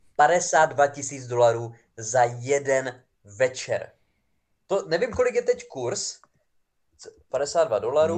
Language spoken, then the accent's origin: Czech; near Přerov, Olomouc Region, Czechia; já pocházím vlastně z kousek od Přerova